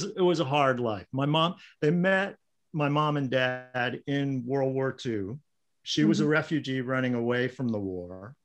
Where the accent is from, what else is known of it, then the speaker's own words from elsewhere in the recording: Long Island, New York, United States; now in Northern California, United States; I grew up in Long Island, the North Shore of Long Island.